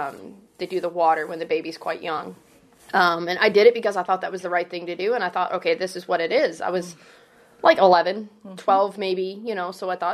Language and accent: English; Fredericksburg, Virginia, United States; also born or lived in California / Maryland; I was born in California to Maryland to Fredericksburg, which I guess is now Northern Virginia now. Mm. Lived in Fredericksburg mostly, middle school and high school.